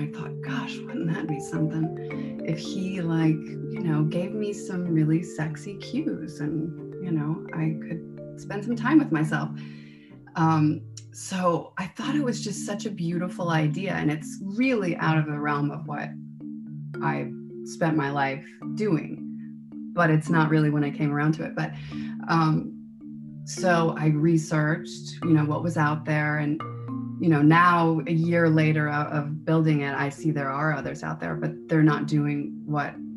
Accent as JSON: {"language": "English", "region": "Midwest", "country": "United States", "tie": "born or raised there", "said": "I grew up in the Midwest."}